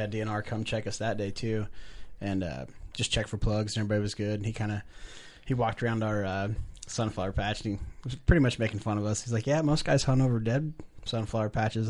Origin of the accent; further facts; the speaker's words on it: Lux, Illinois, United States; from Lux, Illinois